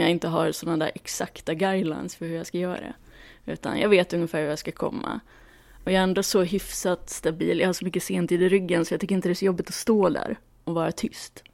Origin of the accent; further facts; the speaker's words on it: Luleå, Norrbotten County, Sweden; moved away as an adult; now in Stockholm, Sweden; jag växte upp i Luleå